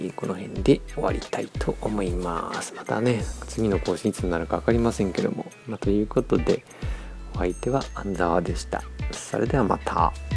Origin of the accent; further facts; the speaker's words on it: Niigata, Japan; 地元新潟